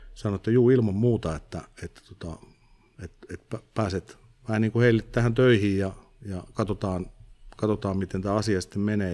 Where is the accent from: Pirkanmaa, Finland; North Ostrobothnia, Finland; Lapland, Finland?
Pirkanmaa, Finland; Viiala; Viialaan, mistä mä oon kotoisin